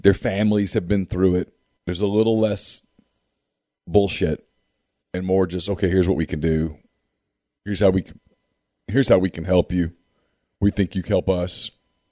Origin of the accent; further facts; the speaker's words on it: Ruston, Louisiana, United States; I grew up in Ruston. I got to watch Karl Malone for 3 years